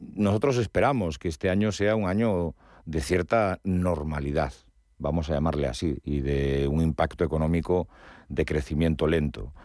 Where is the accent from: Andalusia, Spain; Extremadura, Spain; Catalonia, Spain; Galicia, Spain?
Galicia, Spain; yo que soy gallego